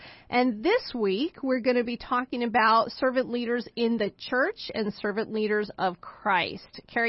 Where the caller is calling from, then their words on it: Boise, Idaho, United States; I'm calling in from Boise, Idaho.